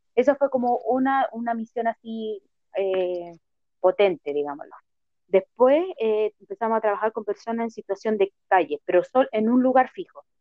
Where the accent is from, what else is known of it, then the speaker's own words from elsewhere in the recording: Santiago, Santiago Metropolitan Region, Chile; yo soy de Santiago de Chile